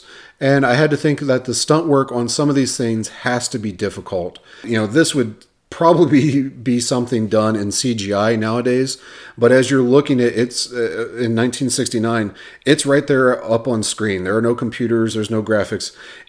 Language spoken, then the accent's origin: English; Ohio, United States; now in Arizona, United States; So those that don't know me, me and my family, we are transplants from Ohio out here to Arizona.